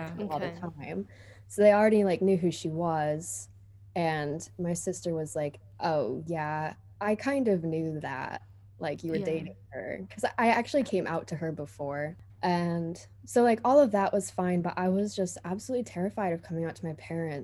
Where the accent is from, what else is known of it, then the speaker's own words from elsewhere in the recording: Michigan, United States; also born or lived in United Kingdom; I'm 25 from Michigan, US